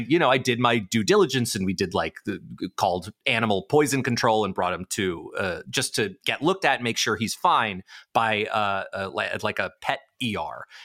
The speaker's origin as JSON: {"language": "English", "town": "New York City", "region": "New York", "country": "United States", "tie": "born or raised there", "said": "I grew up in New York City"}